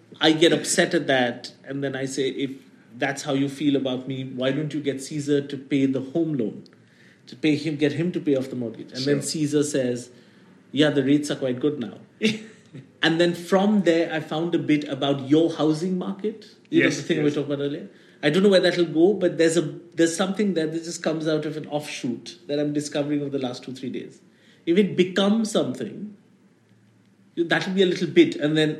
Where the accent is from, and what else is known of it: India